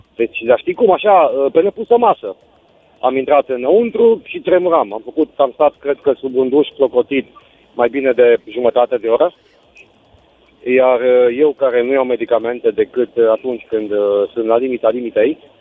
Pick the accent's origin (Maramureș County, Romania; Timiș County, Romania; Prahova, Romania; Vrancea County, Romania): Timiș County, Romania; Timișoara; eu sunt din Timișoara